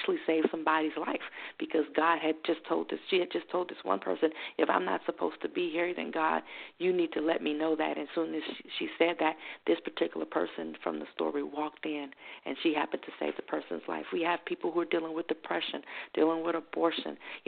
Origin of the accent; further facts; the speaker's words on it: New Orleans, Louisiana, United States; moved away; I was raised in New Orleans where there was somewhat segregation even in 1992